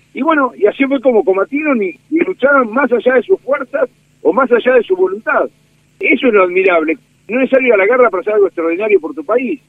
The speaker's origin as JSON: {"language": "Spanish", "town": "Dolores", "region": "Buenos Aires Province", "country": "Argentina", "tie": "born or raised there", "said": "soy del sur del Salado, soy de los Pagos de Dolores"}